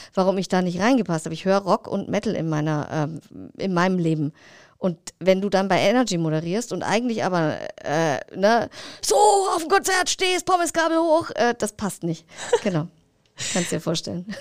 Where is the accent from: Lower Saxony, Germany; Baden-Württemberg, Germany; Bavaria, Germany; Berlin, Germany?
Bavaria, Germany; Rasch; also born or lived in Oberferrieden; ich bin in einem 1000 Seelendorf, 800 waren es, äh, aufgewachsen, in Rasch bei Altdorf, wohne jetzt in Oberverrieden